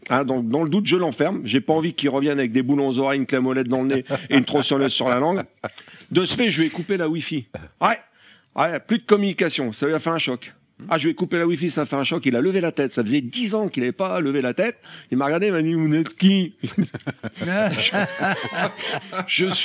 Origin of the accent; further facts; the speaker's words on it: Hauts-de-France, France; Ouais, je suis du Nord. On est précoce chez nous